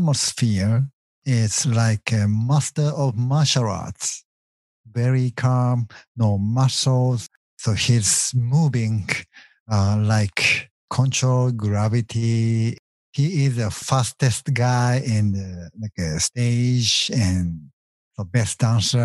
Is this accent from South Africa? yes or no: no; Japan; English is a second language; moved away as an adult; now in United States